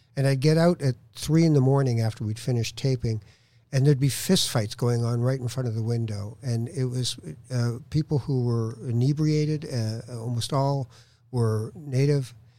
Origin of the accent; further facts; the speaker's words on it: Toronto, Ontario, Canada; also born or lived in Morocco / Edmonton / Winnipeg; I had always lived in Toronto uh, growing up when we came from Morocco